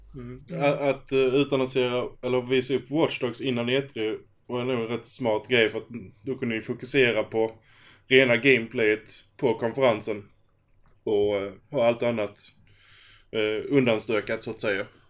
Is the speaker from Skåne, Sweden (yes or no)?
yes; Skåne, Sweden; det är tre stycken skåningar i ett avsnitt